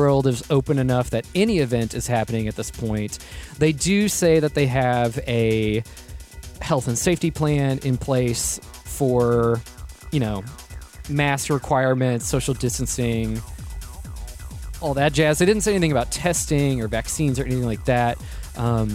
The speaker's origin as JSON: {"language": "English", "country": "United States", "said": "as American citizens"}